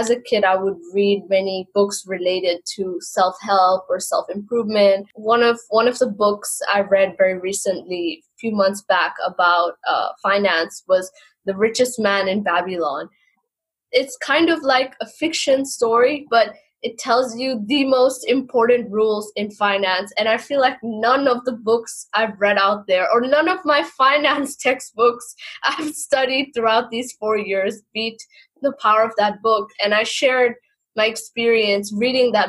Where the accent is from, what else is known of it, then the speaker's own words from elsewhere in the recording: Hong Kong; born and raised in Hong Kong, and I've lived here for almost 22 years now